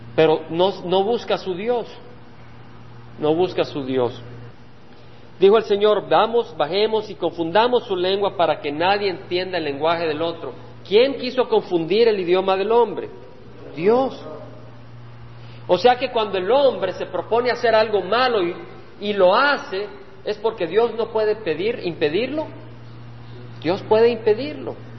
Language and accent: Spanish; El Salvador; moved away; Cuando yo dejé El Salvador, y vine a esta tierra, El Salvador era mi tierra